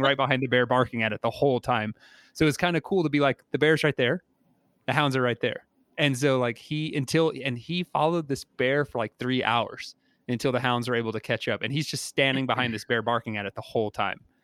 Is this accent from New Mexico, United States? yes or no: yes; New Mexico, United States; I'm from New Mexico, like, I know Ramshackle and I'm okay with it